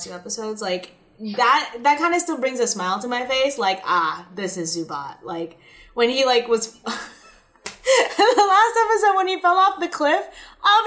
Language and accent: English; Philippines; I grew up watching Bioman in the Philippines.